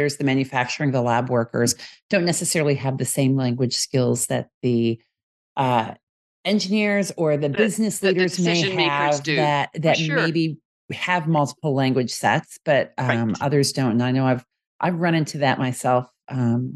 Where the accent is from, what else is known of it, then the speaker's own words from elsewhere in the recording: United States; accent: American English; as an American English speaker